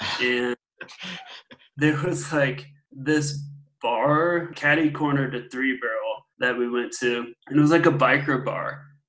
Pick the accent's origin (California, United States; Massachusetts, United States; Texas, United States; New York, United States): Texas, United States; suburbs between Fort Worth and Dallas; moved away as an adult; also born or lived in Lubbock, Texas / South America; now in San Luis Valley, United States; So I grew up just kind of in the suburbs of kind of in between Fort Worth and Dallas, Texas. So that was up until about 2006. And since then, I've lived in quite a few different places.